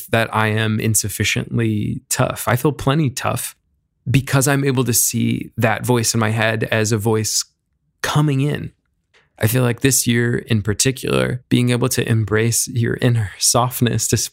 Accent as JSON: {"language": "English", "town": "New York City", "region": "New York", "country": "United States", "tie": "born or raised there", "said": "as a kid growing up in New York City, in Midtown Manhattan"}